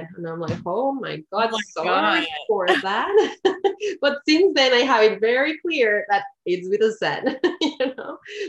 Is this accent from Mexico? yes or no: yes; Mexico City, Mexico; moved away as an adult; now in Canada; I'm originally from Mexico City and I am currently living in Canada. I've been here for almost 10 years, actually.